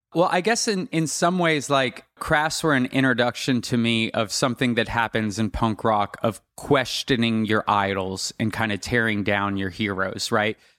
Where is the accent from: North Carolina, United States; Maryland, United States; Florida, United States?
Florida, United States; South; a young teenage kid growing up in South Florida